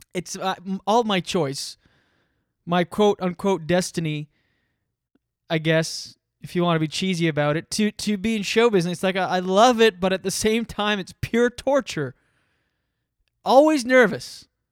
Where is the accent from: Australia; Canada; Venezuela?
Canada; moved away as an adult; I'm from Canada. I just moved here